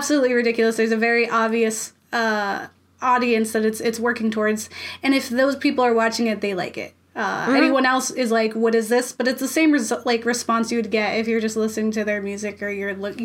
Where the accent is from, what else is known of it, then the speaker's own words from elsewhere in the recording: Florida, United States; I'm from Florida